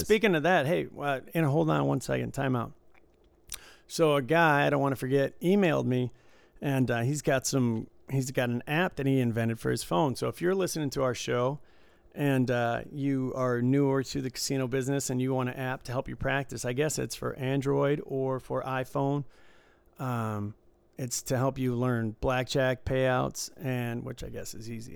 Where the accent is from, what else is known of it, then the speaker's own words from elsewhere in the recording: Michigan, United States; I grew up in Michigan